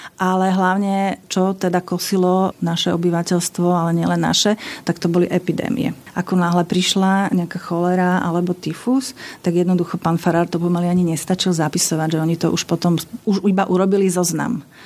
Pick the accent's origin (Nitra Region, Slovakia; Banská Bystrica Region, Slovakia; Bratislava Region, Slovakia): Bratislava Region, Slovakia; Bratislava; Ja som pochádzam z Bratislavy a to bolo jedno vinohradnícke mesto.